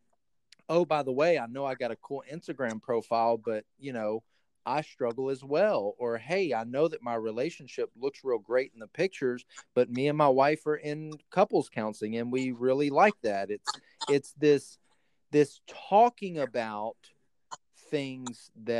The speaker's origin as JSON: {"language": "English", "region": "the South", "country": "United States", "tie": "born or raised there", "said": "I grew up in the South, and so we were, you know, it was the Bible Belt"}